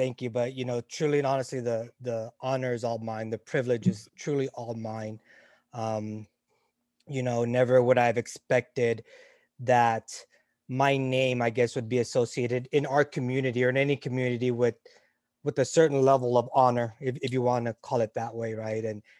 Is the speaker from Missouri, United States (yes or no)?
no; North Carolina, United States; And my growing up in North Carolina, my dream was to go to UNC Chapel Hill, to go to med school there.